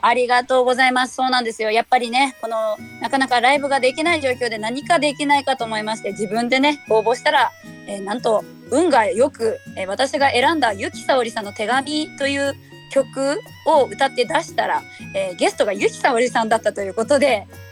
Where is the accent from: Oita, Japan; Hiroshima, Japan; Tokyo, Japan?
Hiroshima, Japan; now in Shiga, Japan; 広島出身です。